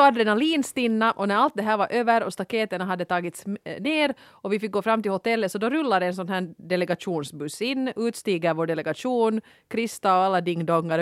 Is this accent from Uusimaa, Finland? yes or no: yes; Helsinki, Uusimaa, Finland; jag är från Helsingfors